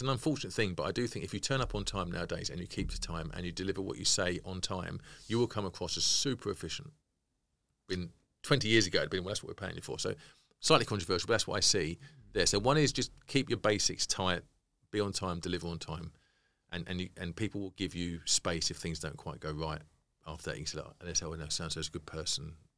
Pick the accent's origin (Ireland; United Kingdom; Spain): United Kingdom; we're being British